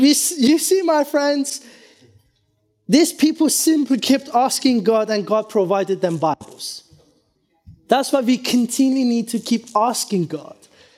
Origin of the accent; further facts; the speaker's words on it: Iran; born there; Many years ago, this is before I was born in Iran, I was told this story